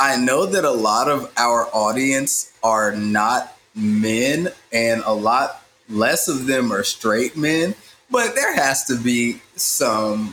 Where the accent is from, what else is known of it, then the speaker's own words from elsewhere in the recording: Tuskegee, Alabama, United States; also born or lived in the Midwest; I'm from Tuskegee. I'm in Tuskegee.